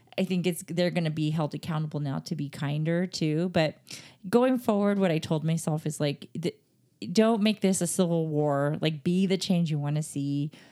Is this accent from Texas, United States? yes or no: yes; Texas, United States; I'm from Texas